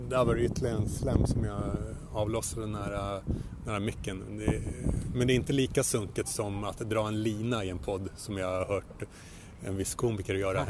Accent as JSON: {"language": "Swedish", "town": "Luleå", "region": "Norrbotten County", "country": "Sweden", "tie": "born or raised there", "said": "jag växte upp i Luleå"}